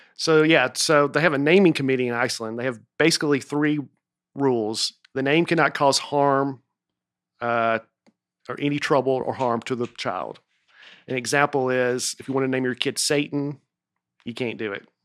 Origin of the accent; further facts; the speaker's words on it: Lebanon, Tennessee, United States; my family's lived in Lebanon since the beginning